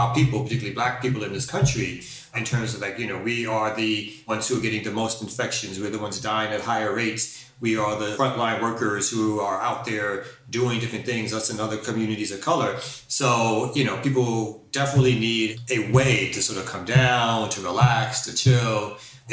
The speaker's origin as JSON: {"language": "English", "town": "New York City", "region": "New York", "country": "United States", "moved": "as an adult", "said": "I'm originally from Brooklyn, New York"}